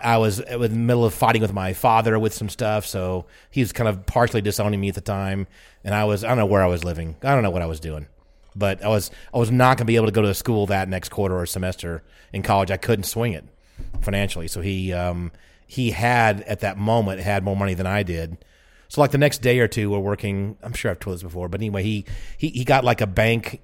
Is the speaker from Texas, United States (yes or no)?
no; Atlanta, Georgia, United States; I'm from Atlanta